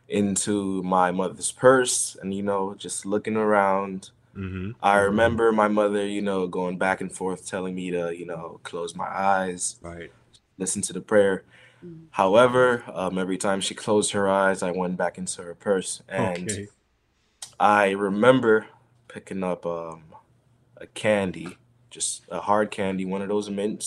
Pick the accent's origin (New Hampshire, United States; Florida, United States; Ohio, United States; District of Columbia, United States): Florida, United States; Broward County; also born or lived in Miami, Florida; I was born in Adventure Hospital in Miami, Florida. At the age of 2 years old, I moved to Broward County